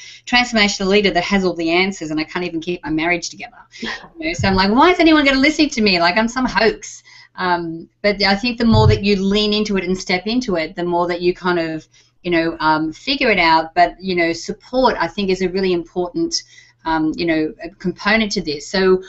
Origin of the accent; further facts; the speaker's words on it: Texas, United States; accent: Texas; with my Texas accent, right?